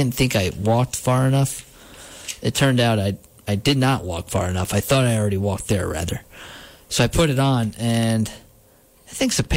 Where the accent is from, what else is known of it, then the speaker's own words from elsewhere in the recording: Gardiner, New York, United States; where I grew up in Gardner